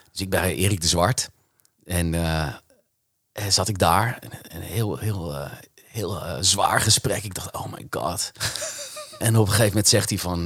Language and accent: Dutch; Haarlem, North Holland, Netherlands; ik ben opgegroeid in Haarlem